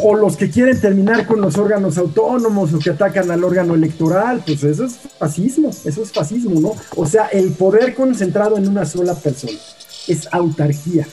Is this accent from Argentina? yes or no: no; Mexico; somos mexicanos, porque lo hemos vivido acá